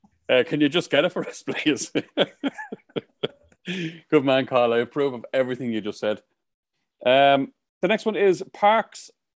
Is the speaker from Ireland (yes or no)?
yes; Ireland; they'll see that I'm Irish